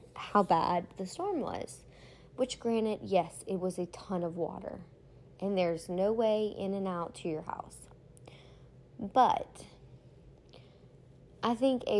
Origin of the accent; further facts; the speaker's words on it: between Baton Rouge and New Orleans, Louisiana, United States; growing up in Louisiana, you know, I've been here through Katrina, Rita, Gustav, like, you name it, I've been here. I grew up pretty much halfway in between Baton Rouge and New Orleans